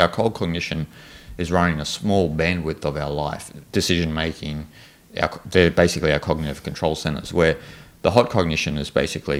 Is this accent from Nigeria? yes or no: no; Australia; You know, so I'm Australian, I'm like this.